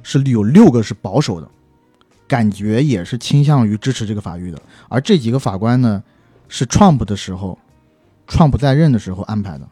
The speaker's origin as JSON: {"language": "Chinese", "country": "China", "also_born_or_lived": "United States", "moved": "as an adult", "said": "作为中国人的我们"}